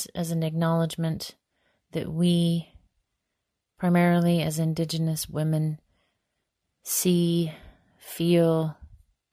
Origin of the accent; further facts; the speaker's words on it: northeastern Montana, United States; I am most rooted in my home community on the Menishoshe in northeastern Montana